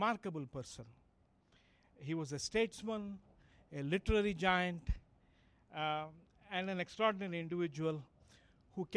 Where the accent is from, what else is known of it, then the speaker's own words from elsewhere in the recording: India; moved away; growing up in India